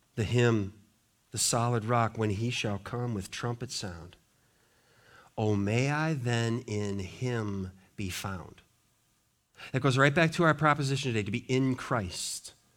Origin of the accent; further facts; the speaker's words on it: Montana, United States; I grew up in Montana.